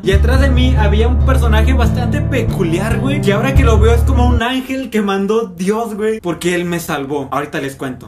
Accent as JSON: {"language": "Spanish", "town": "Saltillo", "region": "Coahuila", "country": "Mexico", "said": "Yo soy de Saltillo"}